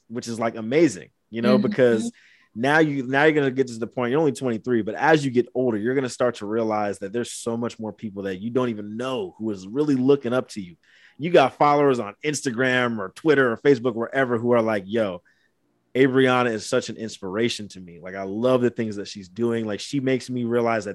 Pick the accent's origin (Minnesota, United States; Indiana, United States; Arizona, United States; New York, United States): Indiana, United States; Angola; moved away as an adult; also born or lived in Fort Wayne, Indiana; now in California, United States; I was born in Fort Wayne, Indiana, but raised in Angola